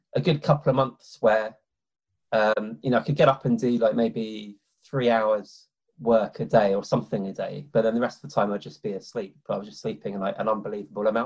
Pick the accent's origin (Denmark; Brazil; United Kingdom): United Kingdom; London; I grew up in London